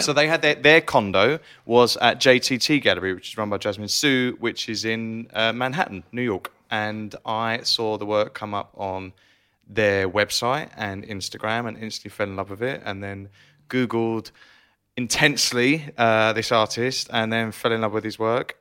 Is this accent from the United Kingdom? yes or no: yes; Essex, East of England, United Kingdom; I still feel like I'm from Essex, which is kind of East London